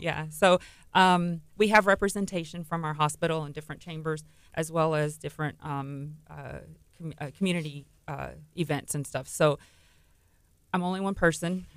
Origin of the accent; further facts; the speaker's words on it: Texas City, Texas, United States; I grew up in Texas City, born and raised in Texas City